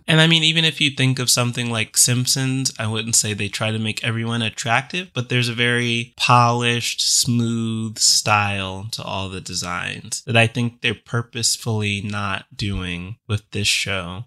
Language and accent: English; the South, United States; growing up in the South